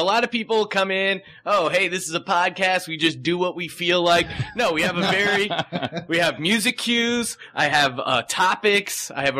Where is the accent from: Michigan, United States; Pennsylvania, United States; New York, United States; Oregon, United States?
Pennsylvania, United States; Lehigh Valley; moved away; also born or lived in Silver Lake, California; found out I was also from the Lehigh Valley.